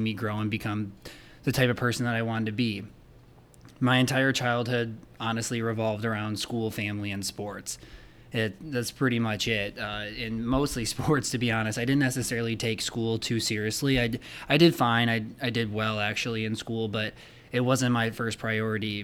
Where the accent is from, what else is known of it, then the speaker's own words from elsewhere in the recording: Rockford, Illinois, United States; I grew up in Rockford, Illinois